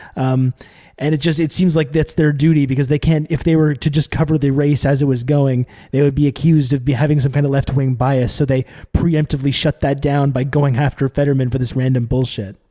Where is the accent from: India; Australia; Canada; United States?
Canada; now in Montreal, Canada; I'm Canadian, I'm here in, uh, Montreal